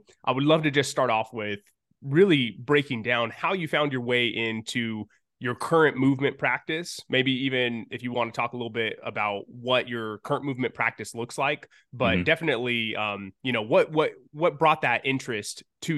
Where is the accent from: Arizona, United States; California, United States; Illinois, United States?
California, United States; Los Angeles; even when I wasn't living in LA and they're like, where are you from? It's like